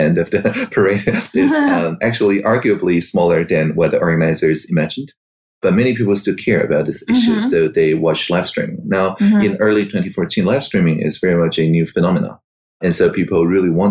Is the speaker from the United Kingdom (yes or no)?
no; Taiwan; I was born in Taiwan in 1981